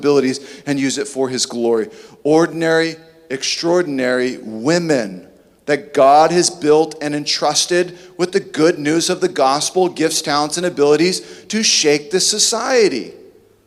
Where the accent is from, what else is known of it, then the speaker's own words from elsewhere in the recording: Southern California, United States; I grew up here in Southern California